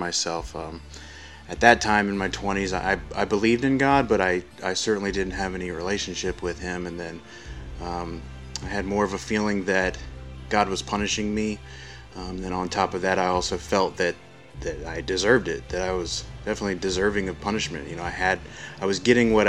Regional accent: Columbus, United States; I was born and raised here in Columbus, in the middle of five children

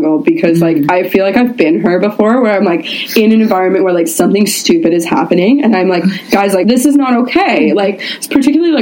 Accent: Canada; we're Canadian

